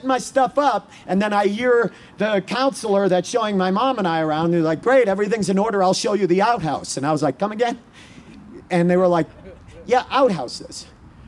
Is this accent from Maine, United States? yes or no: yes; Maine, United States; I grew up in Maine